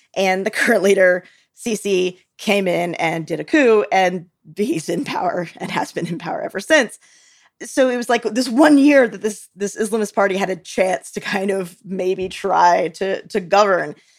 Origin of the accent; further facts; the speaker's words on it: United States; I, as an American